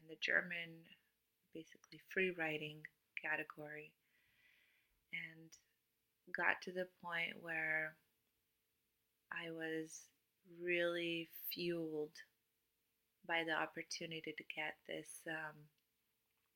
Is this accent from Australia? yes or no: no; Cluj-Napoca, Cluj County, Romania; English is a second language; moved away as an adult; I was born and raised in Romania, in Transylvania